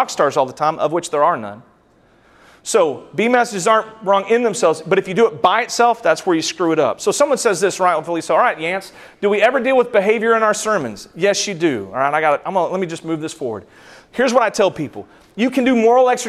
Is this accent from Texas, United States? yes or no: yes; West Texas, United States; I grew up in West Texas.